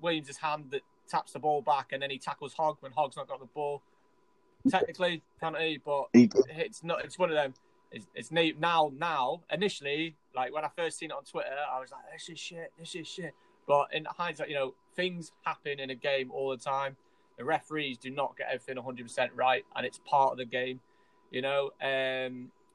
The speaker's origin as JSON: {"language": "English", "region": "Scotland", "country": "United Kingdom", "said": "I'm Scottish"}